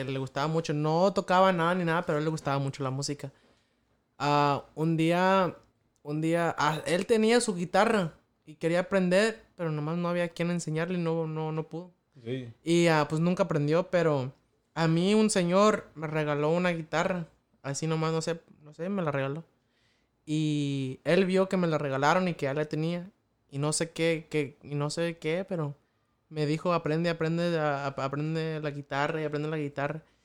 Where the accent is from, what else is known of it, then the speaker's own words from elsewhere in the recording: Mexico; en el pueblo, allá de donde soy yo, ya de, San Antonio, Pachuquilla